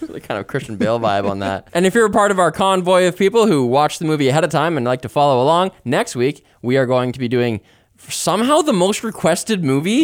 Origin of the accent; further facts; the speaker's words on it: Canada; As a Canadian, I'm international